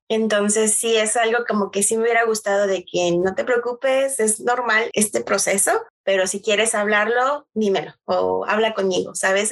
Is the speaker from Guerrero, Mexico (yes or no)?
no; Tlaxcala, Mexico; moved away as an adult; also born or lived in Mexico City; mexicana, va nacida en la Ciudad de México, CDMX. Eh, pero viví toda mi infancia fue en el estado de Tlaxcala